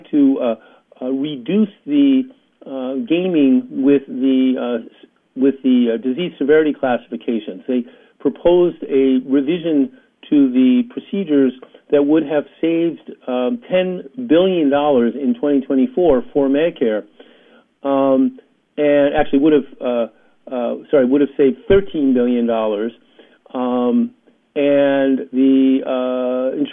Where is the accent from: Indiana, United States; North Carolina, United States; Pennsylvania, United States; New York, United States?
New York, United States; I grew up in New York in the heyday of the Jets